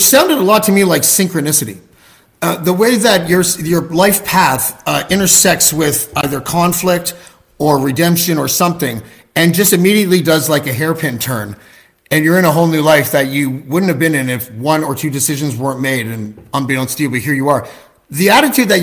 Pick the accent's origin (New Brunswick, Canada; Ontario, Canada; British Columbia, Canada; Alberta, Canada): Ontario, Canada; Toronto; I'm from Canada. I'm from Toronto